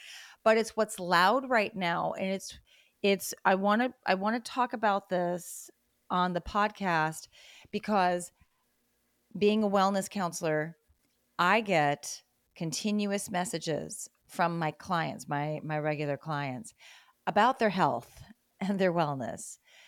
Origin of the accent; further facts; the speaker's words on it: Great Lakes, United States; I liked winter when I was a kid because when I was growing up in the Great Lakes States, you know, there was all this snow